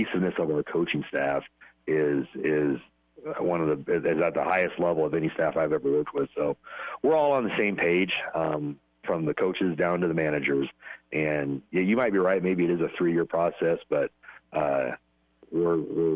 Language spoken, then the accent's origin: English; Pleasanton, Nebraska, United States; also born or lived in Wisner, Nebraska; now in Ogallala, United States; growing up in Pleasanton